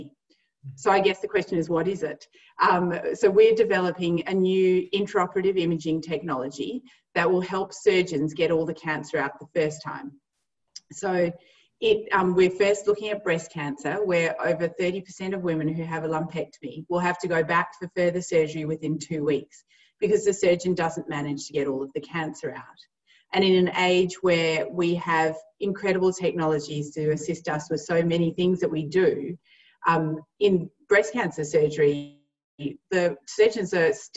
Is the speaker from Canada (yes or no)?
no; Perth, Western Australia, Australia; also born or lived in South Africa; I grew up in South Africa till I was eight, and feel very fortunate that my family moved to Australia, because Perth is the most wonderful spot to live, to grow up, and to raise your kids